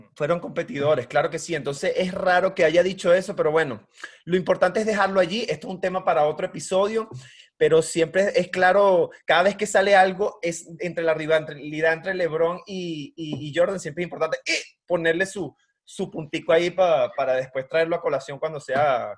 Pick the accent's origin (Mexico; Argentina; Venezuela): Venezuela; yo soy de Venezuela